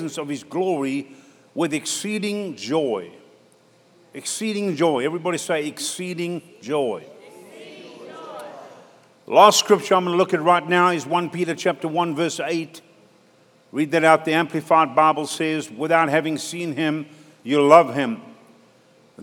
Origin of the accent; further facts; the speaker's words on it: South Africa; moved away; my brother's church back in South Africa